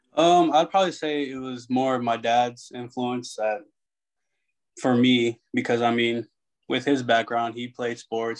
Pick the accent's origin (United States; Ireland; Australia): United States; San Antonio, Texas; moved away; also born or lived in Arkansas; I'm from San Antonio, Texas, so I mean, just growing up